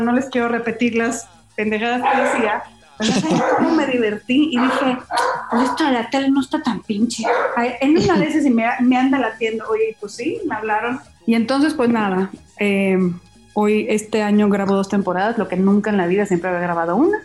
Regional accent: Mazatlán, Sinaloa, Mexico; moved away as an adult; now in Mexico City, Mexico; Yo no soy de aquí, soy de Mazatlán, Sinaloa

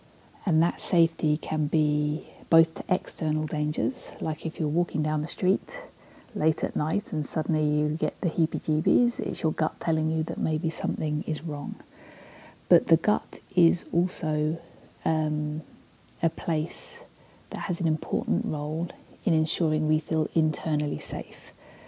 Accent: Canada; now in Victoria, Canada; For those of you who don't know me, I am Canadian despite this accent.

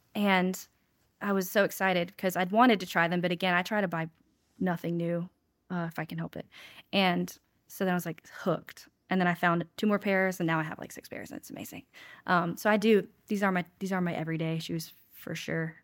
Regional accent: Winston-Salem, North Carolina, United States; also born or lived in Salisbury, North Carolina / Charlotte, North Carolina / Huntersville, North Carolina / Wilmington, North Carolina; I was born in Salisbury, but I grew up in Winston, so I, I consider Winston home.

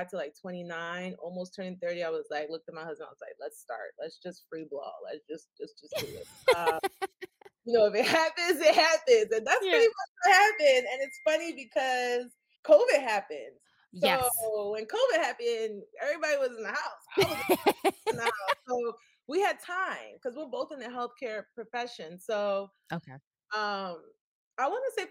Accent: Baltimore, Maryland, United States; I'm born and raised in Baltimore, Maryland

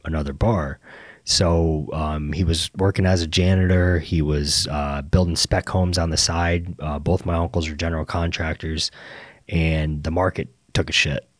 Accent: Naples, Florida, United States; born and raised in Naples

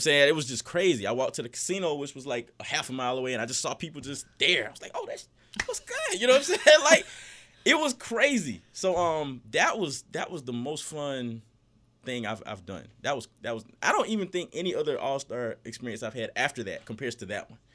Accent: Fort Valley, Georgia, United States; I grew up in Fort Valley

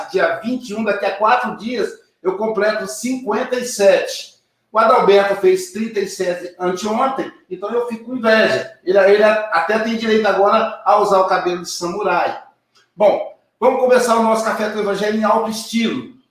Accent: Minas Gerais, Brazil; Minas Gerais, a gente não fala domingo, a gente fala domingo. Hoje é domingo, sou mineiro, né?

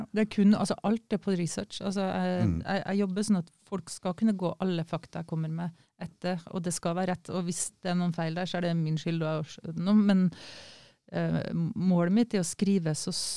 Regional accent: Kristiansund, Møre og Romsdal, Norway; Jeg kommer jo fra Kristiansund

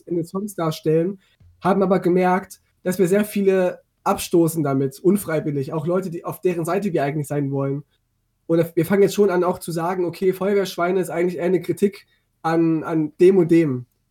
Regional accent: eastern Germany, East Germany, Germany; ich komme ja auch aus Meusten so, und bin auf dem Dorf groß geworden.

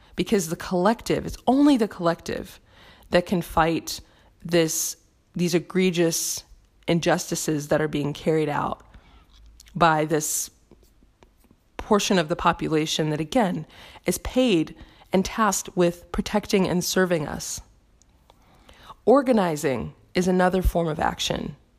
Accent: United States; my home country of the United States

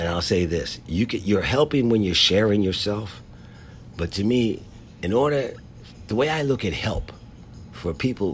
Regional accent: Philadelphia, Pennsylvania, United States; moved away as an adult; also born or lived in North Carolina / San Diego; There was a guy growing up in Philadelphia named Douglas Eccles, who worked at the store I worked at from the time I was 11 till I went to college

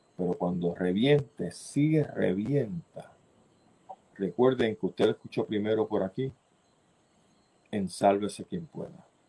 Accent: Puerto Rico; nosotros venimos diciendo que aquí en Puerto Rico

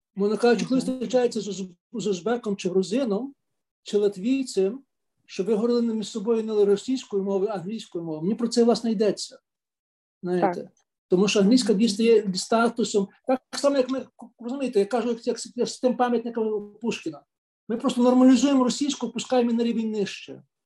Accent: Lviv, Lviv Oblast, Ukraine; я народився в Львові

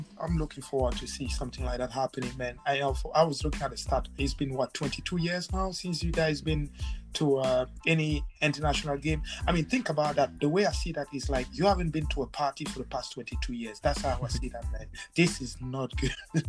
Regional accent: Scotland, United Kingdom; As a Scottish guy, I was hoping for you to come out blazing.

